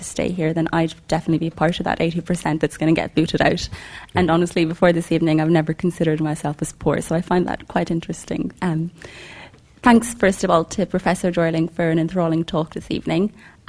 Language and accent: English; Dublin, Leinster, Ireland; now in London, United Kingdom; I'm from Dublin, and I work as a doctor here in London.